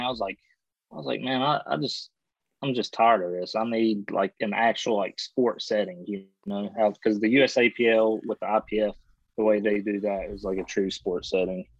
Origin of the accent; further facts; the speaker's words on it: West Virginia, United States; I'm from West Virginia here